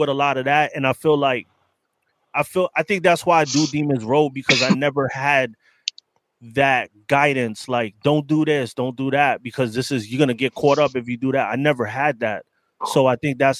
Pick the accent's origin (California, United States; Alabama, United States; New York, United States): New York, United States; New York City; I grew up in the Bronx, early 80s